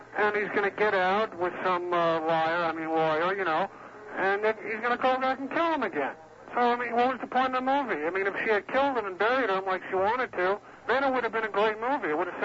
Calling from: North Miami, Florida, United States; I'm calling from North Miami.

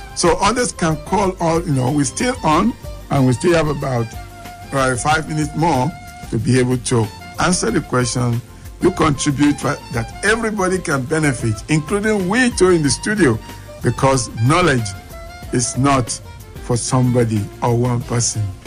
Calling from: Abuja, Federal Capital Territory, Nigeria; I'm calling from Apo right now

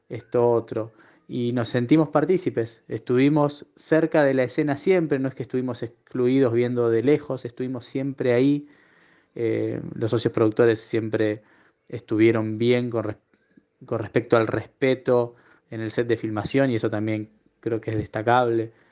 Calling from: Pilar, Buenos Aires Province, Argentina; Buenos días … de Pilar.

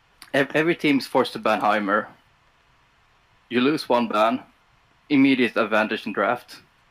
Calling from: Sweden; I'm calling from Sweden.

